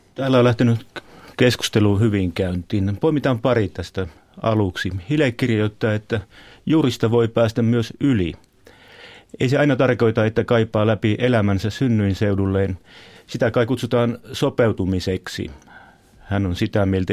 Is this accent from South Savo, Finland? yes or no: yes; Sulkava, South Savo, Finland; moved away; alkupaikka on Savo ja Sulkava Itä-Savossa